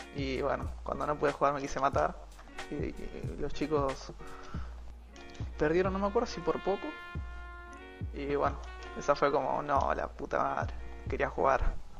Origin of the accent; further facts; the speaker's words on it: Zárate, Buenos Aires Province, Argentina; tengo 18 años y soy de zona norte, Zárate